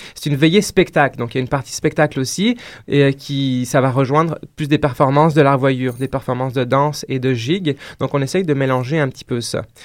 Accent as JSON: {"language": "French", "country": "France", "moved": "as an adult", "lives_now": "Quebec, Canada", "said": "je viens de la France, donc là j'ai pratiqué la danse traditionnelle là-bas en France"}